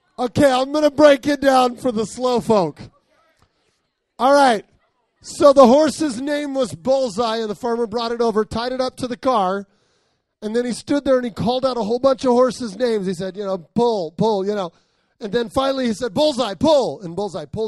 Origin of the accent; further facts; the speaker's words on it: Arizona, United States; I grew up in Arizona.